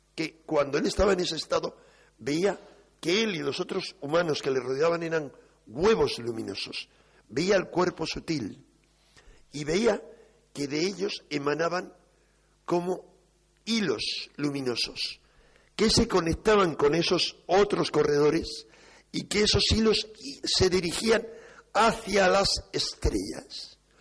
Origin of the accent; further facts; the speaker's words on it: Spain; los españoles